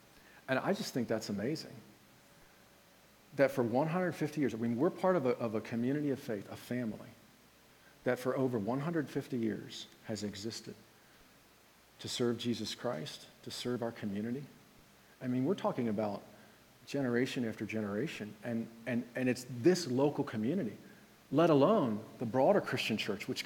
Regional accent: Red Lion, Pennsylvania, United States; I'm from Red Lion

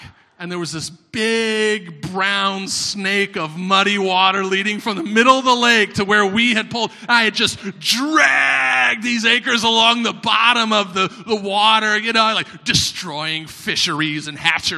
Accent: Florida, United States; I'm from Florida

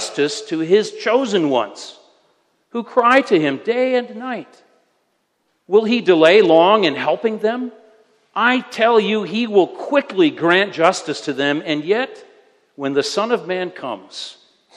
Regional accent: United States; moved away; I am an American

